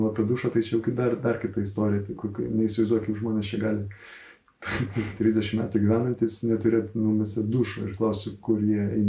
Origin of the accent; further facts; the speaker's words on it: Vilnius, Vilnius County, Lithuania; moved away as an adult; now in Švenčionėliai, Lithuania; aš esu Vilnietis. Man visuomet būdavo tokia stigma, aš blogai jausdavausi Vilniui nors esu pats gimęs ir užaugęs Vilniui.